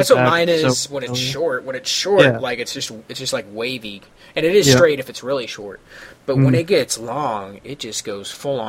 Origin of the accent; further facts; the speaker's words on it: St. Louis, Missouri, United States; accent: Midwest; now in Arizona, United States; because I grew up in St. Louis